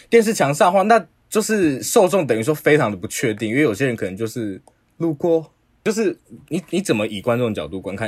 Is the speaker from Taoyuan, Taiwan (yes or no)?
no; Taipei, Taiwan; 我们都是台北人